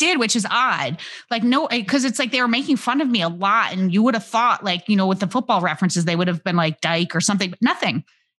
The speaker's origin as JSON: {"language": "English", "town": "Homer", "region": "New York", "country": "United States", "tie": "born or raised there", "said": "I was born a small white baby in upstate New York. Where? Homer, New York."}